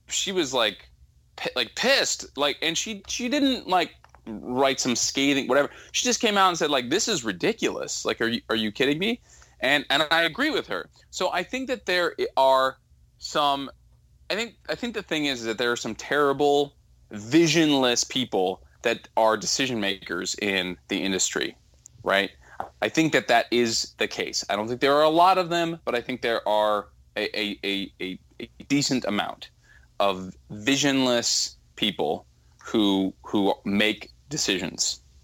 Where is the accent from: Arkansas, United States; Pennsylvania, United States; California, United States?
California, United States; Southern; also born or lived in Northeast US; now in Northeast, United States; I grew up in Southern California where there was no ice and I was pissed, so now I'm in the Northeast